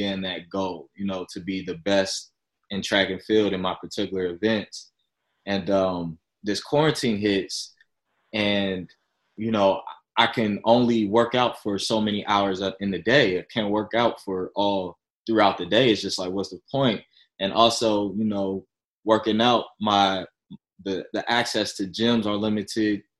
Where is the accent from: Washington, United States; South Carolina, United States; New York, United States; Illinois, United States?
Illinois, United States; Chicago; moved away as an adult; now in San Diego, United States; I'm originally from Chicago, Illinois, moved out here to San Diego around like 2017